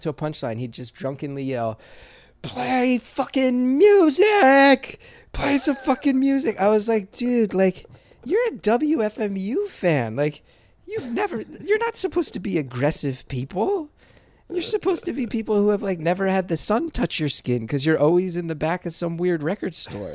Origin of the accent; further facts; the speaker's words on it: West Orange, New Jersey, United States; I grew up in West Orange, New Jersey